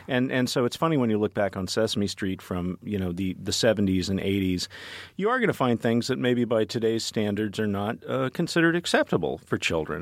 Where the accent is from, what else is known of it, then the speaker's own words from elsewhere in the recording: Dallas, Texas, United States; I grew up in Dallas, which is a multiracial city, but also a highly segregated one